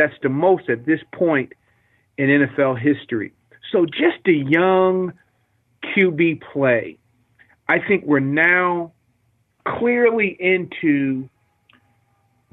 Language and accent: English; Trenton, New Jersey, United States; also born or lived in Philadelphia suburbs, Pennsylvania; born and raised in Trenton, New Jersey. And then I went over to the suburbs of Philly to finish up high school